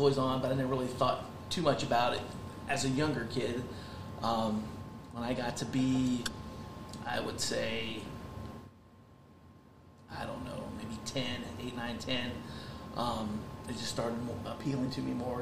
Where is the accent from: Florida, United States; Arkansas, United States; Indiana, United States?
Indiana, United States; Marion; I was born and raised in Grant County, 1992 graduate from Marion High School